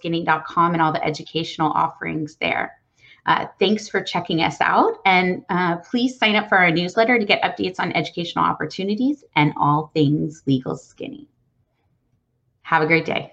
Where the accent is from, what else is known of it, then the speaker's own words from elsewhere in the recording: Texas, United States; I was born and raised in Texas, and I love it here.